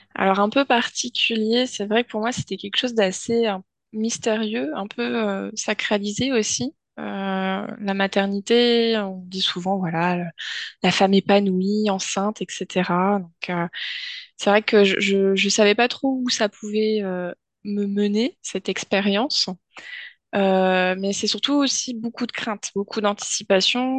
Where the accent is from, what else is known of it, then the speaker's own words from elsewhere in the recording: Finistère, Brittany, France; je suis euh, une bonne euh, bretonne, pure beurre, euh, plus précisément du Finistère